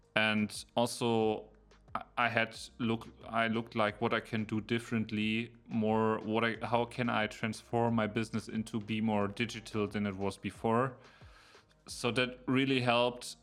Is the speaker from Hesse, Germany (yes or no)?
no; Berlin, Germany; now in near Munich, Germany; I'm originally from Berlin, and now I'm living in the area close to Munich, but it's a smaller city